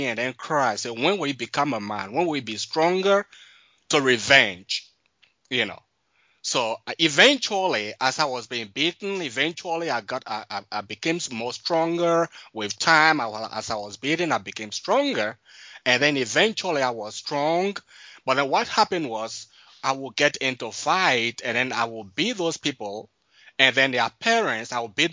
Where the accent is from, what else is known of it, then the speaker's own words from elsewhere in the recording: Liberia; moved away; also born or lived in Ivory Coast / Guinea; I grew up in Liberia